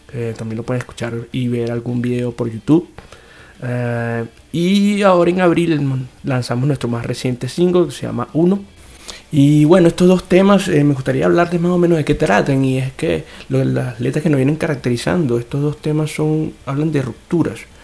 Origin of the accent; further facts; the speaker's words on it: Venezuela; now in São Paulo, Brazil; somos cuatro venezolanos que estamos, digamos, regados por cuatro países distintos en América Latina